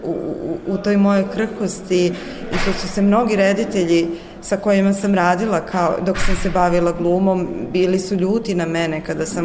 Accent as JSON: {"language": "Croatian", "town": "Pančevo", "region": "Vojvodina", "country": "Serbia", "tie": "born or raised there", "said": "Pančevo, moj rodni kraj, mislim, grad u kome sam rođena."}